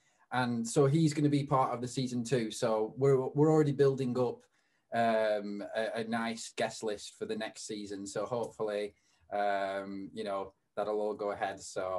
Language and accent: English; United Kingdom; accent: British; My British accent